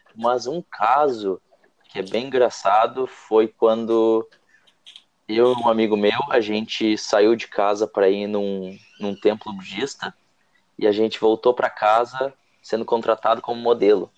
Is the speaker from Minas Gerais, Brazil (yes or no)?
no; Rio Grande do Sul, Brazil; moved away as an adult; now in Ireland; Eu sou do Rio Grande do Sul, só que eu não sou de Porto Alegre